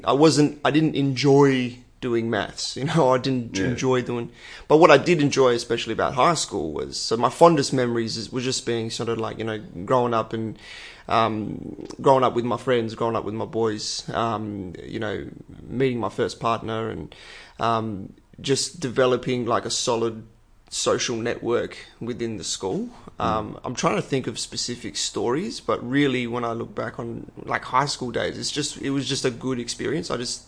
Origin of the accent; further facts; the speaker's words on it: Perth, Western Australia, Australia; Ballajura is always, it was always seen as, you know, a bit of a ghetto.